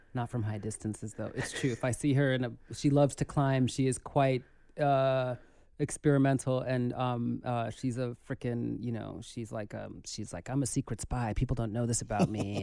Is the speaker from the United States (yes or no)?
yes; New York City, New York, United States; growing up in the Bronx